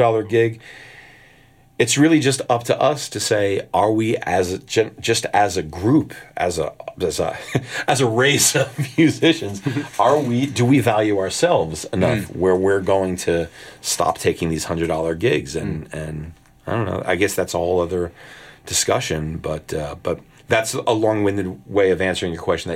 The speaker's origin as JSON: {"language": "English", "region": "the New York area", "country": "United States", "said": "most of us guys that were playing with him were from the New York area"}